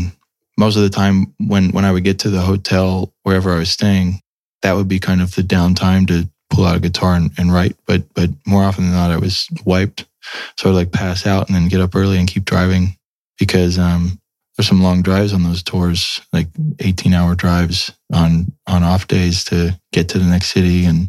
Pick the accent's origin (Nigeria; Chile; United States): United States; I'm from America. I don't know what this is.